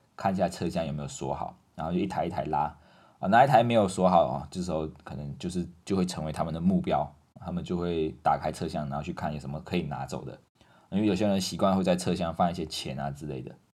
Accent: Malaysia; now in Taiwan; 我们马来西亚人会讲锁匙

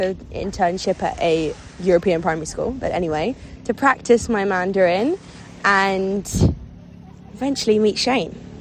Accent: London, United Kingdom; I come from London, England

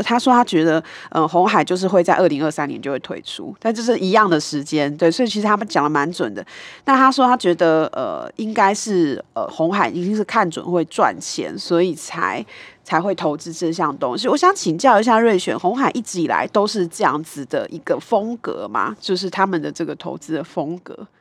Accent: Kaohsiung, Taiwan; 那就是我的故乡

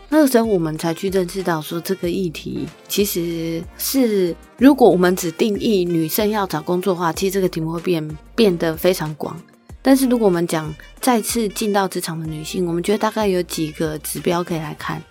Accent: Taiwan; 作为一个台湾人，我以前没有去过欧洲的

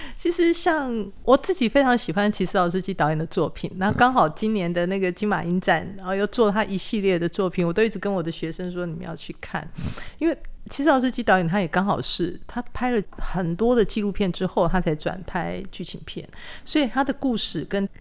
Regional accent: rural Kaohsiung, Taiwan; moved away; also born or lived in Hsinchu; 可能我自己本身正是在高雄乡下长大

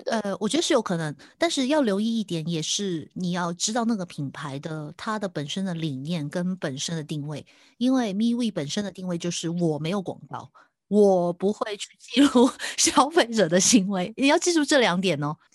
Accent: Hong Kong; 对我们香港人来说

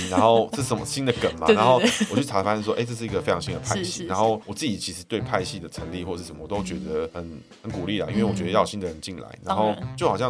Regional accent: Taiwan; 我们台湾人要开始成为台湾人

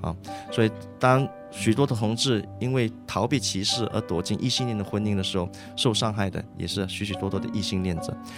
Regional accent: Malaysia; 我是马来西亚人

